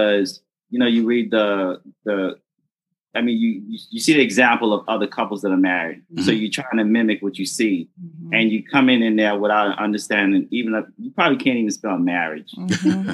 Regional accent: Bahamas; moved away; also born or lived in Haiti; Let's go to Bahamas with me. Look, I grew up here.

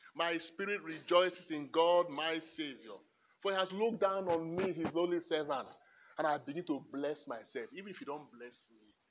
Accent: Nigeria; I'm a Nigerian

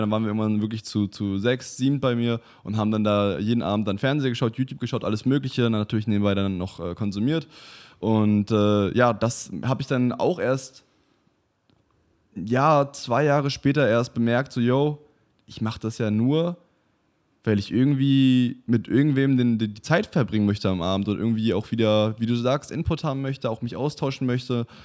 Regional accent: Waren, Mecklenburg-Vorpommern, Germany; also born or lived in Canada; ich komme eigentlich aus Waren an der Müritz, das ist eine ganz kleine Stadt.

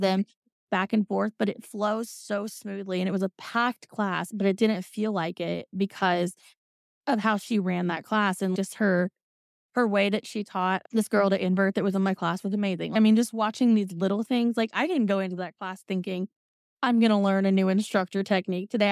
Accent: Indiana, United States; I'm from Indiana, the land of the corn

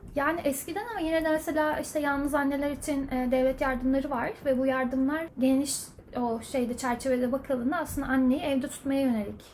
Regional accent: Ankara, Turkey; moved away as an adult; also born or lived in United States / Germany; now in Ireland; ben e, Ankara'da doğdum

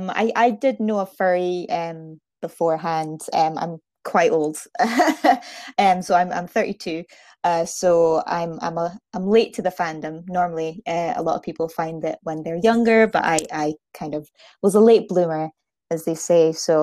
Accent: Aberdeen, Scotland, United Kingdom; accent: Scottish; now in Fife, United Kingdom; So I'm from Scotland. I'm originally from Aberdeen, but I now live in Fife.

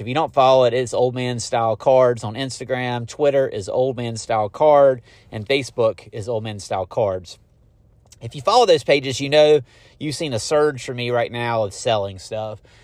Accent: Garner, North Carolina, United States; now in Fuquay-Varina, United States; I am from Garner

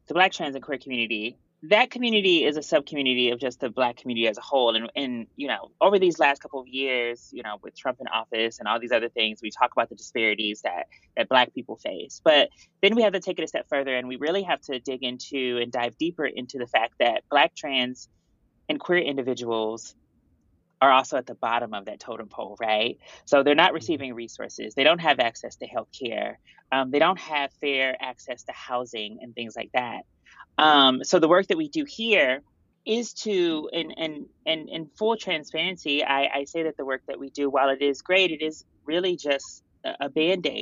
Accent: St. Louis, Missouri, United States; moved away as an adult; also born or lived in Houma, Louisiana; now in New York, United States; I'm actually originally from St. Louis, Missouri

